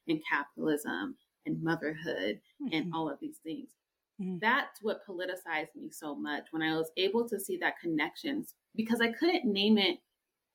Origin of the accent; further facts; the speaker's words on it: Colorado, United States; I'm first generation born in Colorado